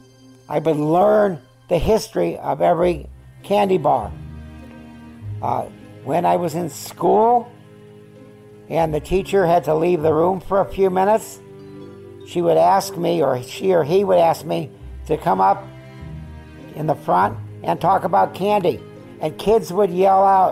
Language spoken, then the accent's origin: English; California, United States; also born or lived in Syracuse, New York / Van Nuys, California; I was born in Syracuse, New York. We left there when I was 3 and a half, and I remember nothing about it. We came to California.